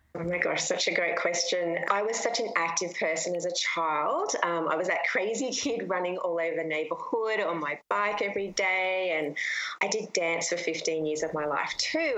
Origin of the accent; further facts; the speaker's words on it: Australia; I'm from Australia and we have the most beautiful beaches in the world